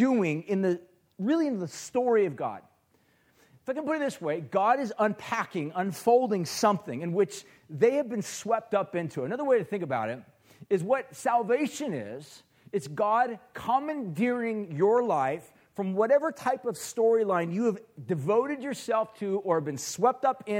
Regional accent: Huntington Beach, California, United States; I grew up in Huntington Beach. That's kind of where I'm from. Orange County is where I came from

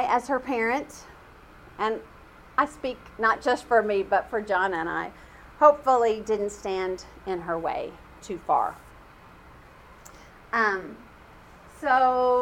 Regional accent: California, United States; moved away; I'm from California

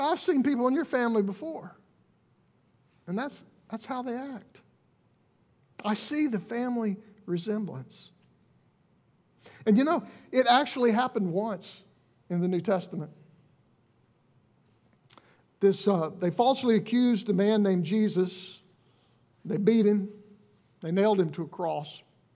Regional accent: Alabama, United States; We're from Alabama

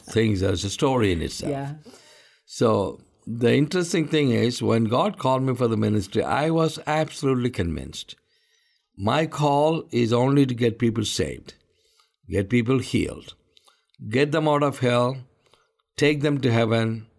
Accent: India; I'm an Indian. I live all my life in India. And this is my country.

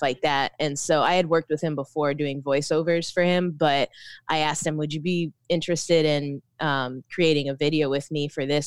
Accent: Orlando, Florida, United States; moved away as an adult; also born or lived in Philippines; now in Tampa, United States; I was raised in Orlando, uh, and born in the Philippines, but most of my life was in Orlando.

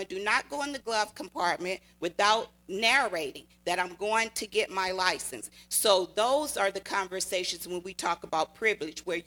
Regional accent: Natchez, Mississippi, United States; now in California, United States; I grew up in the South in Natchez, Mississippi

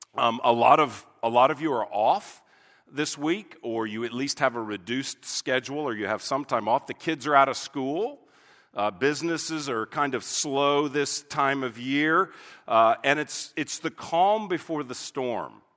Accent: United States; an American pastor

